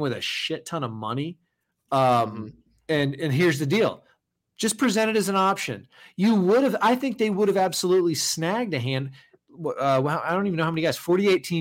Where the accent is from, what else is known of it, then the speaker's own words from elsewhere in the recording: the South, United States; I am from the South